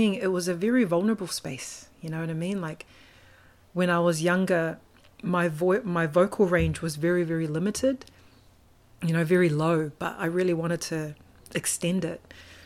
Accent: Auckland, New Zealand; born and raised in Auckland, Mount Roskill.

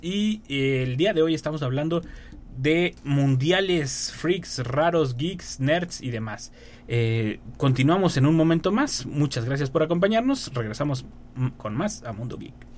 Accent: Mexico; Como mexicanos.

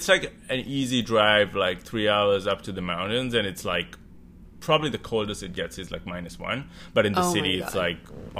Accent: Sri Lanka; first language Sinhala; moved away as an adult; also born or lived in England / Canada; now in Toronto, Canada; I was born in Sri Lanka, grew up in Sri Lanka until my early 20s, lived up in England till I was like 27. I'm 36 now, so like I've been in Canada for like 11 years, I guess.

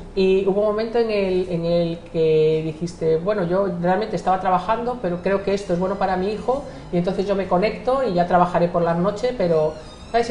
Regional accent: Spain; yo soy española, eh, nacida en España

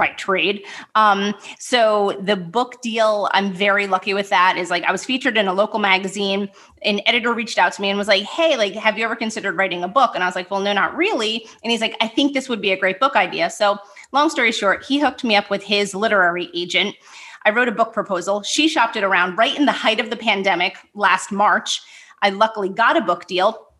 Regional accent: New Jersey, United States; also born or lived in New York City; moved to New Jersey. I should say moved back to New Jersey

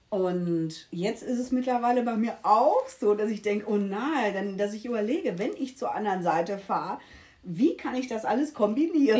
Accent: Essen, North Rhine-Westphalia, Germany; moved away as an adult; also born or lived in Mülheim; now in Mallorca, Spain; Aus NRW, gebürtig Essen und äh, nach Mülheim gezogen

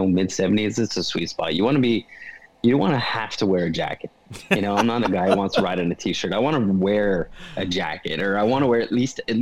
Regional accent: Canada; I'm Canadian

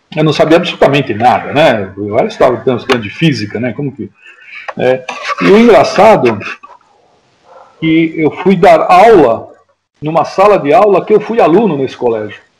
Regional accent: São Paulo, Brazil; eu nasci aqui em São Paulo, na, na verdade nasci na Vila Olímpia, né? especificamente é, numa rua lá já que já é bem movimentada, então nós morávamos lá, é, então era tudo terra. Né? Depois é, passei minha infância lá

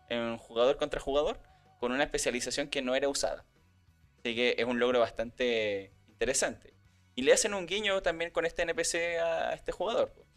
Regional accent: Chile; como buen chileno

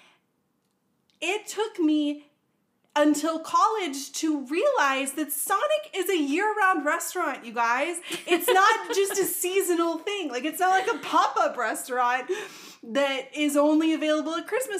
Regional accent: Charlotte, North Carolina, United States; I literally grew up in a big town. I grew up in Charlotte, in the city

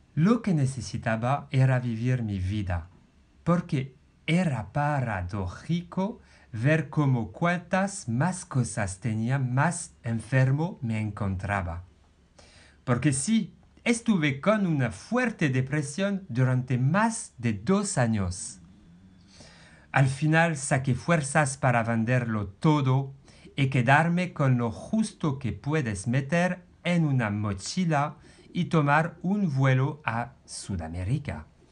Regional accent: France; Spanish is a second language; moved away as an adult; now in Spain; un hombre francés de 45 años.

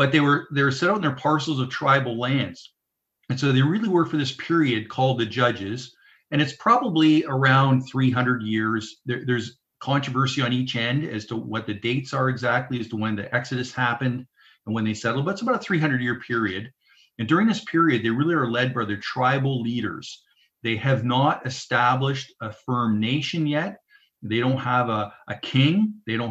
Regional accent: Southern Ontario, Canada; now in Saskatchewan, Canada; I grew up in Southern Ontario myself

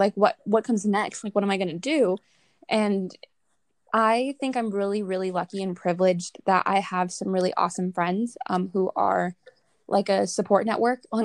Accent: Southern California, United States; I'm from Southern California, so that's where I'm currently at right now

